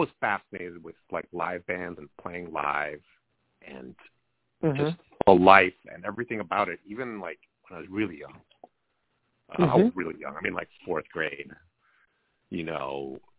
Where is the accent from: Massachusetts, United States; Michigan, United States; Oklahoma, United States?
Massachusetts, United States; Needham; also born or lived in New York; I don't know really how I got from Needham, my hometown, to like New York at Bard.